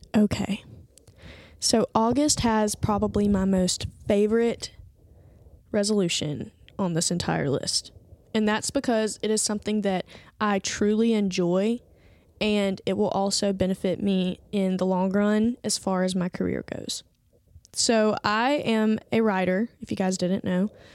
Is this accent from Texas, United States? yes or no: no; Andalusia, Alabama, United States; moved away as an adult; now in Birmingham, United States; I went home to, um, my hometown, which is, like, three hours south from here to go visit some family and friends and spent an entire week there. I do not remember the last time that I spent an entire week in Andalusia, Alabama